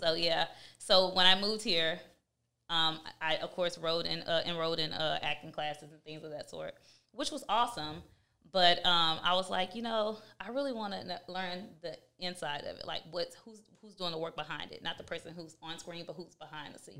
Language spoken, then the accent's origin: English; Houston, Texas, United States; I'm from Houston, Texas.